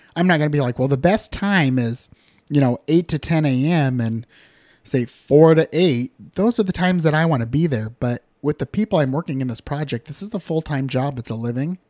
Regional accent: Dunlap, Iowa, United States; also born or lived in Pisgah, Iowa / Linn County, Iowa; now in Cedar Rapids, United States; I grew up in Dunlap, thousand people or less

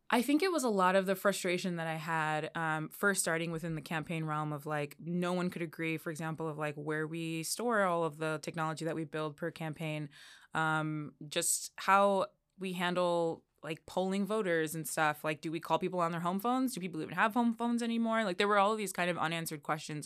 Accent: Chicago, Illinois, United States; moved away as an adult; also born or lived in Elmhurst, Illinois; now in Washington, D.C., United States; I grew up, uh, in Chicago. I was born in Chicago, and, uh, I spent most of my young adult life in Elmhurst, Illinois.

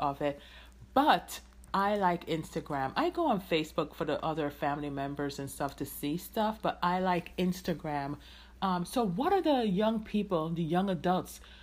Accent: Jamaica; I am Jamaican

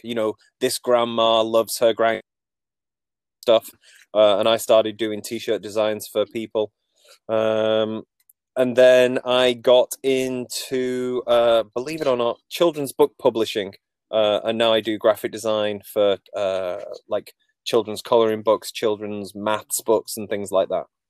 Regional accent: Manchester, North West England, United Kingdom; moved away as an adult; now in Canada; I'm not from Nova Scotia, as you can probably tell from my accent. Um, so I grew up in uh, Manchester, England.

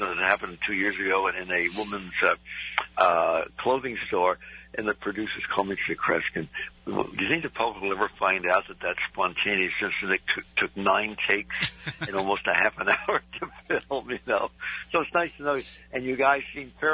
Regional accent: New Jersey, United States; I'm from New Jersey

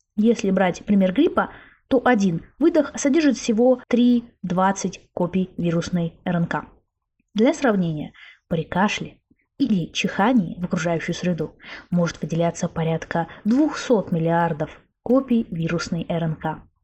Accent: Arkhangelsk, Arkhangelsk Oblast, Russia; в моем родном городе Архангельске

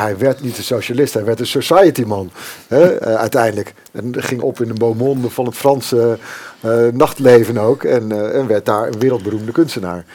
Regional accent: Netherlands; wij als Nederlanders

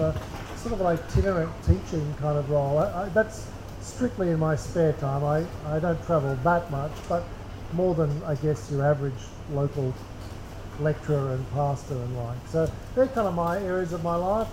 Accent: Sydney, New South Wales, Australia; I'm from Sydney

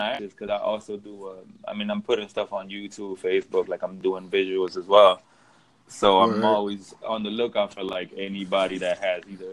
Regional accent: Philadelphia, Pennsylvania, United States

